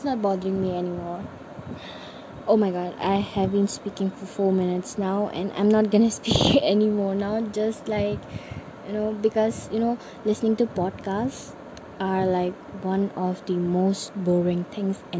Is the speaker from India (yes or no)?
yes; Namsai, Arunachal Pradesh, India; I am from Namsai, Arunachal Pradesh